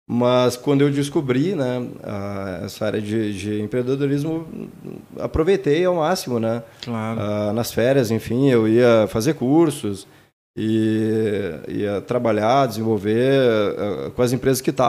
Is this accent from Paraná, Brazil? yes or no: no; Porto Alegre, Rio Grande do Sul, Brazil; sou de Porto Alegre, sim.